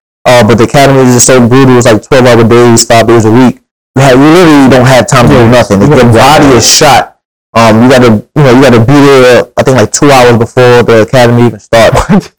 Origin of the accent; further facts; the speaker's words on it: New York City, New York, United States; I'm born and raised in Brooklyn.